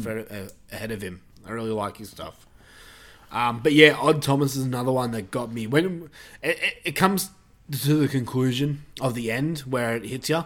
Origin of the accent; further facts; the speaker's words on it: Australia; accent: Australian; my Australian accent